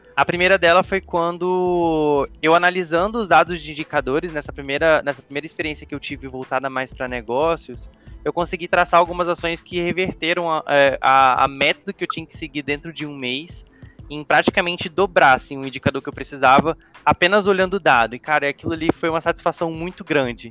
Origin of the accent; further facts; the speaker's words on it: Vitória, Espírito Santo, Brazil; sou do Espírito Santo, sou capixaba, Vitória